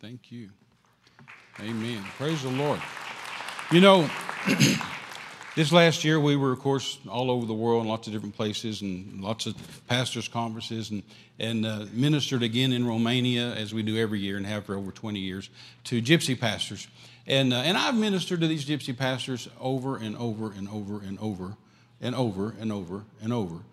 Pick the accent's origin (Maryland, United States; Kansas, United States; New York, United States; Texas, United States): Texas, United States; West; I'm from West Texas.